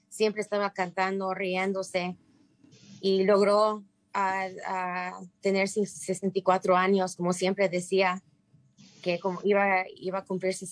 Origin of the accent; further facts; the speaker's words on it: Mérida, Yucatán, Mexico; now in United States; somos inmigrantes de la península de Yucatán, yo nací en Mérida y mi papá y mi mamá nacieron en Peto, Yucatán, un pueblito.